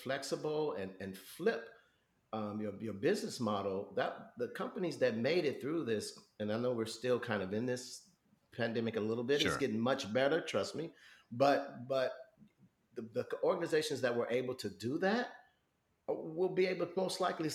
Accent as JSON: {"language": "English", "town": "Chicago", "region": "Illinois", "country": "United States", "tie": "born or raised there", "said": "growing up in Chicago"}